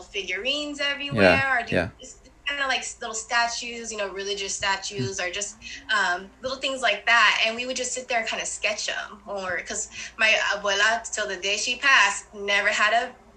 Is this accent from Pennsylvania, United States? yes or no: no; Wilmington, California, United States; born or raised there; also born or lived in Harbor City